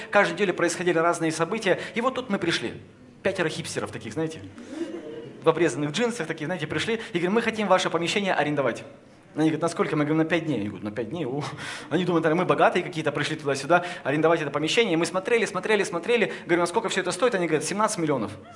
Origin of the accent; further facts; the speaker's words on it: Kopeysk, Chelyabinsk Oblast, Russia; now in Moscow, Russia; Я родился в Копейске